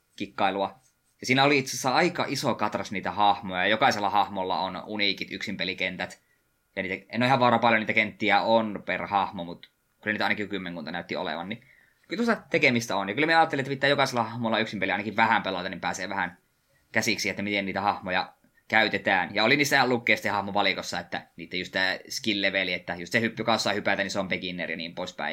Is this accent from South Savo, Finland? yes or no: yes; near Savonlinna, South Savo, Finland; miehän olen alun perin parikymmentä kilometriä Savonlinnasta poispäin